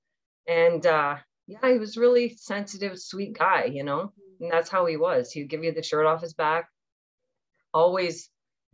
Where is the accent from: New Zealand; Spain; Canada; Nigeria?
Canada; Newfoundland and Labrador; moved away; also born or lived in Toronto; my mom was still in Newfoundland with us. So we lived with my grandmother and John